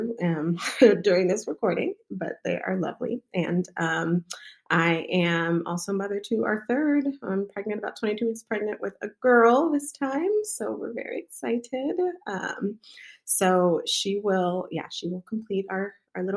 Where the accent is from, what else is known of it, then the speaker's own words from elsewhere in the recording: Southern California, United States; moved away; I'm originally from Southern California, so my family is there. We're the only ones that live away